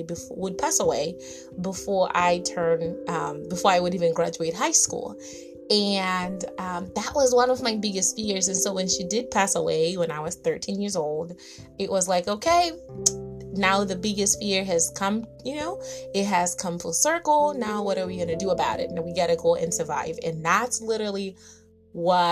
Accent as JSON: {"language": "English", "country": "Zimbabwe", "tie": "born or raised there", "said": "I grew up in Southern Africa in a very small teapot looking like country called Zimbabwe."}